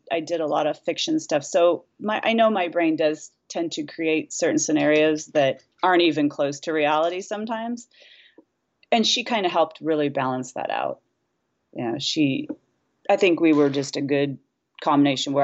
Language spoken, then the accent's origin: English; Hayward, California, United States; I was raised in Hayward, California.